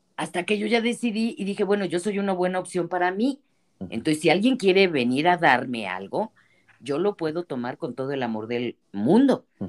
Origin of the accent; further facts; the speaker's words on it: Mexico; las mexicanas, somos hijas de la revolución